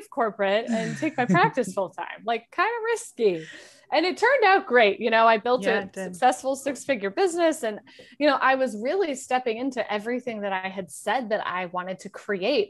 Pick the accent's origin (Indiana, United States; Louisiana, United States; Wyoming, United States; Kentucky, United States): Wyoming, United States; moved away as an adult; also born or lived in South Carolina / New York; I grew up in Wyoming